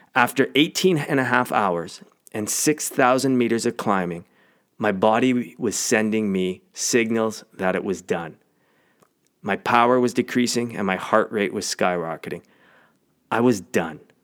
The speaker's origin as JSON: {"language": "English", "region": "Canadian Prairies", "country": "Canada", "tie": "born or raised there", "said": "I grew up on the Canadian prairies"}